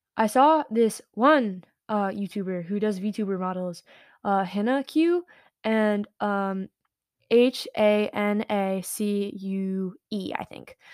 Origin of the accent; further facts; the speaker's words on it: United States; I'm American.